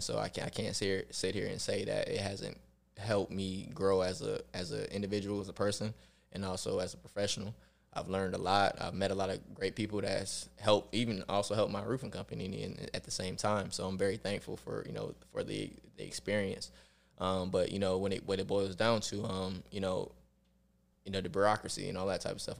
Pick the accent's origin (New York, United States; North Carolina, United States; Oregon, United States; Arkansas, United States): New York, United States; Rochester; I grew up in Rochester, New York